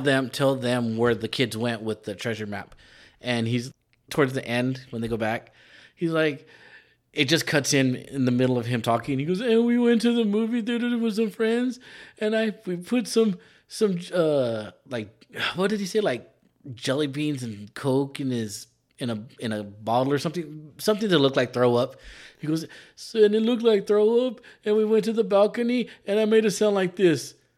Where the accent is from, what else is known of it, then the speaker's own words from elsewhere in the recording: California, United States; accent: Mexican; being a Californian who doesn't speak Spanish